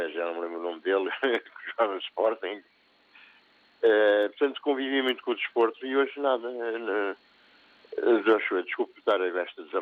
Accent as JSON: {"language": "Portuguese", "country": "Angola", "said": "eu sou angolano"}